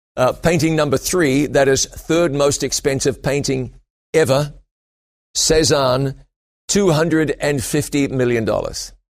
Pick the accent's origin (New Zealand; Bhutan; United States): New Zealand; also born or lived in London, England; I went back to my home country of New Zealand